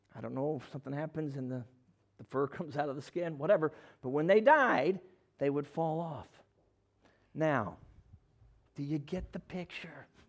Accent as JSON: {"language": "English", "town": "Chicago", "region": "Illinois", "country": "United States", "tie": "born or raised there", "said": "I'm a Chicago kid. I grew up in Chicago"}